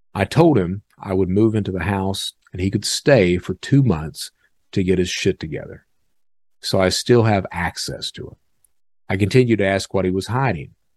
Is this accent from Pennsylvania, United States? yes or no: no; Hazard, Kentucky, United States; now in Birmingham, United States; I'm from Eastern Kentucky